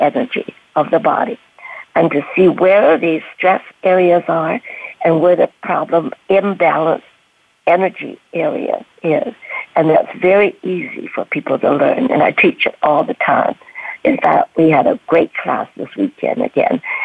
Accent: Canada; also born or lived in Canton, China; grow up in Canada

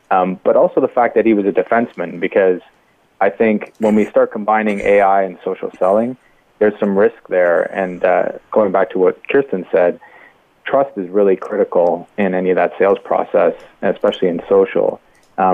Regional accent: Canada; Yeah, well, I'm Canadian

